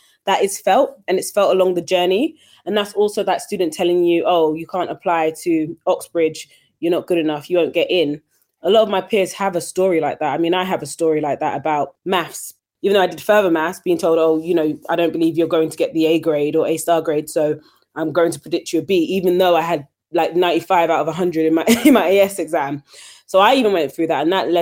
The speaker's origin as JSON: {"language": "English", "region": "London", "country": "United Kingdom", "tie": "born or raised there", "said": "I grew up in East London, you know, a very diverse area, went to a local state school"}